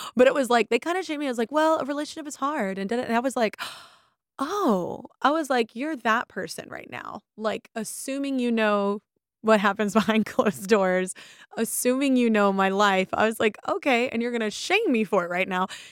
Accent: the South, United States; moved away; I'm from the South and people don't generally go to therapy. They didn't when I lived there

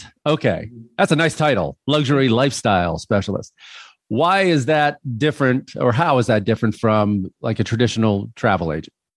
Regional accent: Chicago, Illinois, United States; I grew up in Chicago

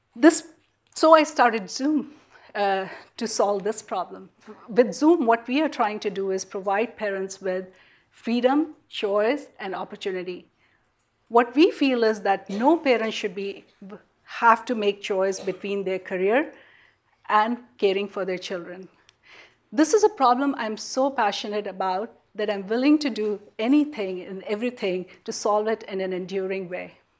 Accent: India; moved away as an adult; now in United States; growing up in India

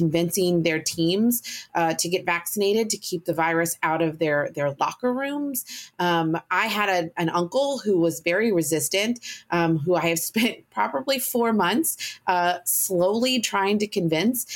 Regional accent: Deep South, United States; moved away; I'm from the Deep South

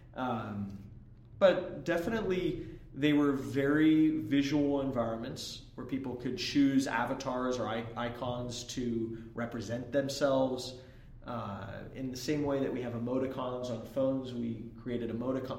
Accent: Bay Area, California, United States; I grew up in the Bay Area

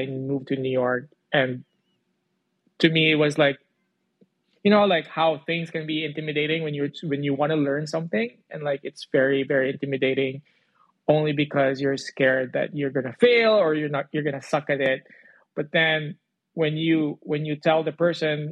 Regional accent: Philippines; moved away as an adult; I grew up in the Philippines. I moved here almost 8 years ago.

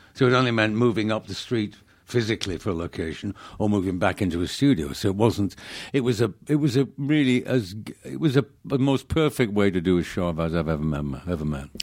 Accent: Manchester, North West England, United Kingdom; moved away; I grew up in, uh, Manchester

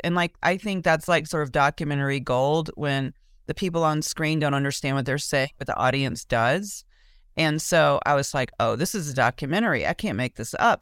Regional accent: Mobile, Alabama, United States; moved away as an adult; now in Austin, United States; when I grew up in Mobile, um, I went to public school

